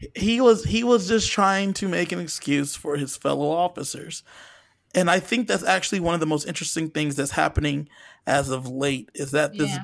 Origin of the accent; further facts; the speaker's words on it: Southern California, United States; I'm from Southern California